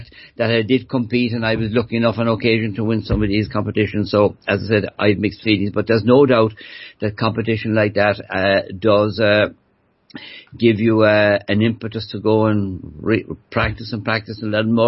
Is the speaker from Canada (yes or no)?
no; Cork, Munster, Ireland; first language Irish; English is a second language; I grew up near Cork City in an Irish language speaking family. We spoke Irish when I was growing up. I didn't learn English to speak English until I went to school.